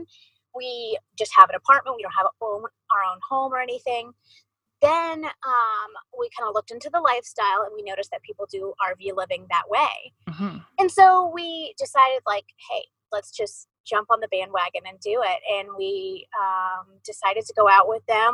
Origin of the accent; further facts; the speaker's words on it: Columbus, Ohio, United States; moved away as an adult; also born or lived in Arizona / Idaho / Missouri; I'm from Ohio and I love Ohio and I know we will always call that home